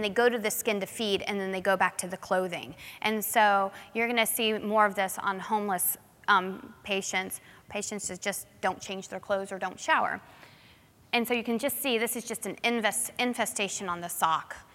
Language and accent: English; New Smyrna Beach, Florida, United States; I grew up in New Smyrna Beach, which is in Florida